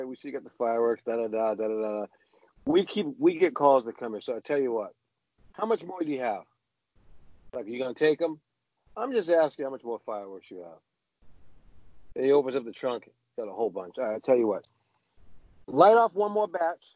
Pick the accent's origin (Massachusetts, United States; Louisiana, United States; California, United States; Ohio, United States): Massachusetts, United States; Boston; I grew up in the South End. But the South End wasn't the South End that you know.